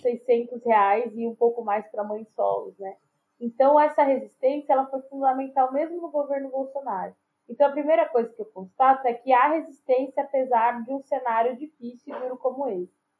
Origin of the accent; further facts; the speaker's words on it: São Paulo, Brazil; aqui em Pirituba. É na Vila Zarte, o bairro onde eu nasci, criei sou, e moro, né? Sou moradora até hoje